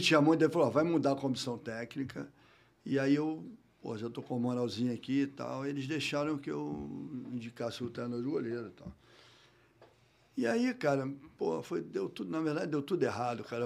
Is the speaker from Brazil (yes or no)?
yes; Rio de Janeiro, Brazil; morei a minha vida toda Botafogo